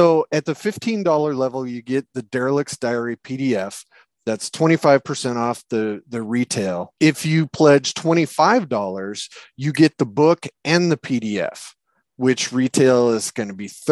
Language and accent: English; United States; I'm an American